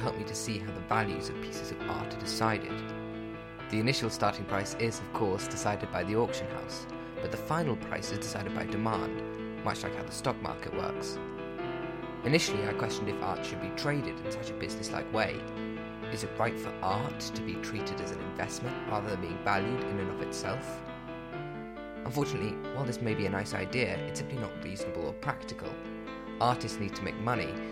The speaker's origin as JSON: {"language": "English", "region": "London", "country": "United Kingdom", "said": "As a Londoner"}